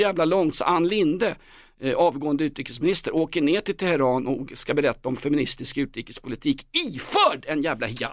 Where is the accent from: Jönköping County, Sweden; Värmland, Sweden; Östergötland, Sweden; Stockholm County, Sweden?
Stockholm County, Sweden; Stockholm; som gammal stockholmare